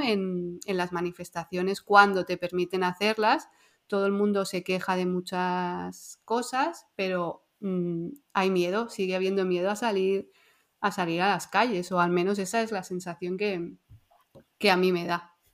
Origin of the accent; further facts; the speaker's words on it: Andorra; como tú y yo somos eh, de Andorra